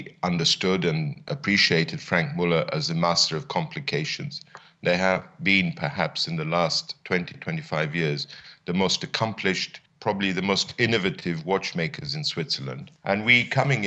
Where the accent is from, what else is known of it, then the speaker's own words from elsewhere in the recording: Addis Ababa, Ethiopia; moved away; also born or lived in London, United Kingdom; my ambition was to return to Ethiopia to join my father in his small business, but an exciting business in Addis Ababa